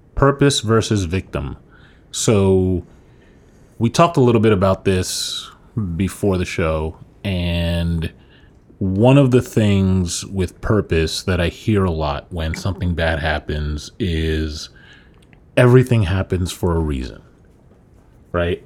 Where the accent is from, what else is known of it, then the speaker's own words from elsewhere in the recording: New York, United States; moved away as an adult; now in Florida, United States; you and I moved down to Florida from New York